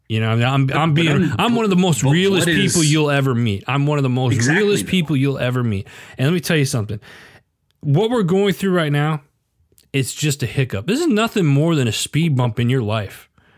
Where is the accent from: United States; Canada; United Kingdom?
United States; Midwest; also born or lived in Arizona; I grew up in the Midwest, and then I lived in Arizona for 25 plus years, and very fast paced life.